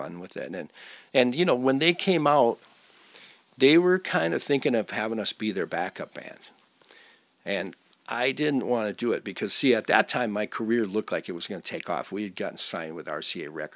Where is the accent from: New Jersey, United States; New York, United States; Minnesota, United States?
Minnesota, United States; Minneapolis; I'm from Minneapolis